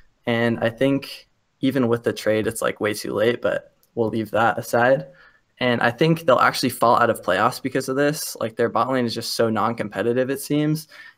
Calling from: Boise, Idaho, United States; Boise, Idaho.

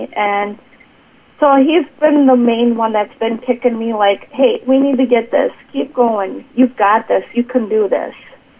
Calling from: Watertown, South Dakota, United States; I am coming from Watertown, South Dakota.

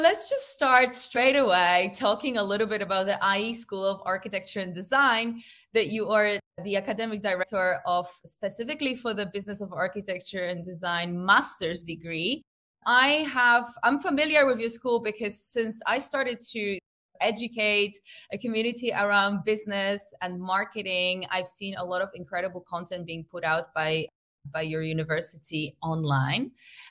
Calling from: Catalonia, Spain; I'm in northern part of Spain in Costa Brava.

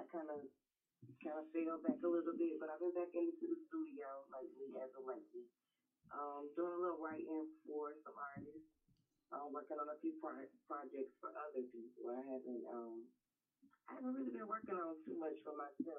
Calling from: Decatur, Georgia, United States; I'm calling from Decatur, Georgia

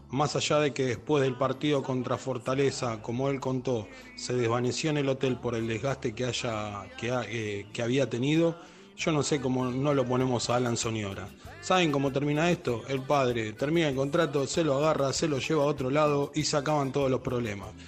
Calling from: Lanús, Buenos Aires Province, Argentina; de Lanús.

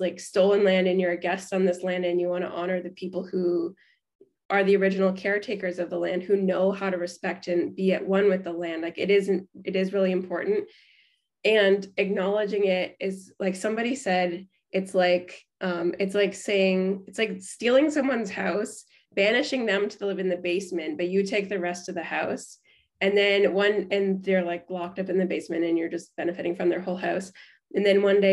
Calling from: Canada; here in Canada

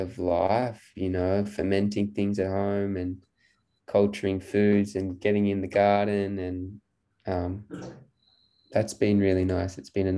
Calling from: Byron Bay, New South Wales, Australia; I am in Byron Bay in New South Wales, so on the east coast of Australia.

